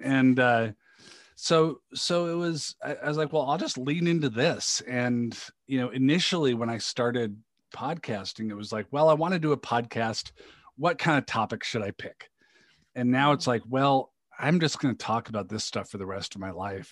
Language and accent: English; Seattle, Washington, United States; moved away; I grew up in the Seattle area